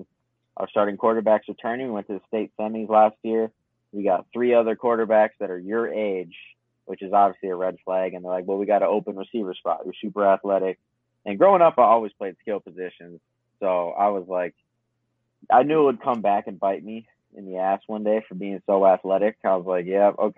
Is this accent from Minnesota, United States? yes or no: yes; St. Paul, Minnesota, United States; Born and raised St. Paul, Minnesota.